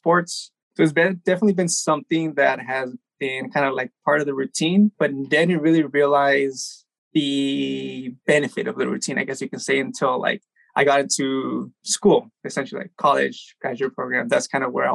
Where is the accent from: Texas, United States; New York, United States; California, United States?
California, United States; Baldwin Park; also born or lived in El Monte; Originally born here in Del Monte, moved to Baldwin Park when we were like 3 years old, I think. And I've been in Baldwin Park for I'm 30 now